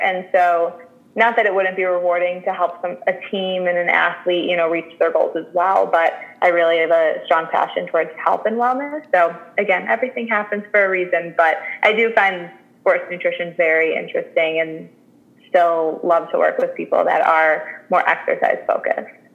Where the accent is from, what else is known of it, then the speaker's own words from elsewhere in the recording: Chicago, Illinois, United States; I'm born and raised in Chicago